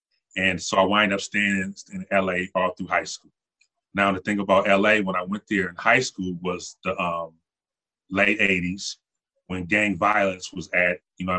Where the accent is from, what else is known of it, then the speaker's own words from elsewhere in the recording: Buffalo, New York, United States; also born or lived in Los Angeles; I was born in Los Angeles. My mother's out there. My father went away to Vietnam. So my mother was out in Los Angeles kind of struggling by herself. So she sent me back to Buffalo where she was from.